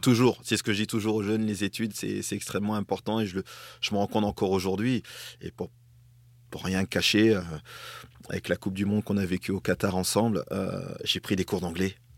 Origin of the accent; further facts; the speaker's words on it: Grande-Synthe, Hauts-de-France, France; also born or lived in Dunkirk / Togo; je suis né à Dunkerque. Mes parents m'ont conçu à Brédune, euh, qui est pas très loin dans, le nord